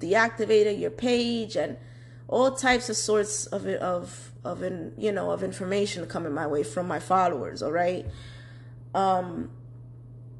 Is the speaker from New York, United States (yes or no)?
yes; New York City, New York, United States; I was born and raised in New York City, Manhattan, okay? You know, Washington Heights / Inwood